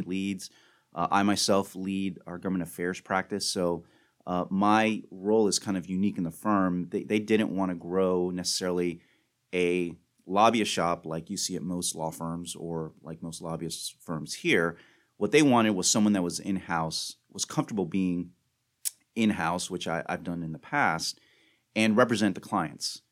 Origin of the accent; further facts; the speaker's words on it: Miami, Florida, United States; moved away as an adult; also born or lived in Washington, D.C.; now in Tallahassee, United States; I'm originally from Miami. I was born and raised in Miami